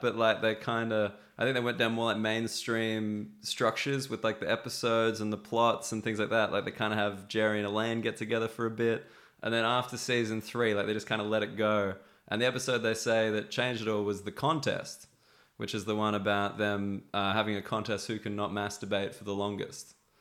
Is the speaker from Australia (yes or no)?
yes; Australia; I'm an Australian